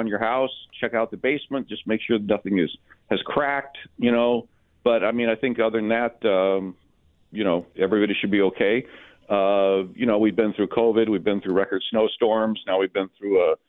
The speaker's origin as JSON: {"language": "English", "town": "Los Angeles", "region": "California", "country": "United States", "tie": "born or raised there", "moved": "yes", "lives_now": "West Seneca, United States", "said": "I grew up in Los Angeles"}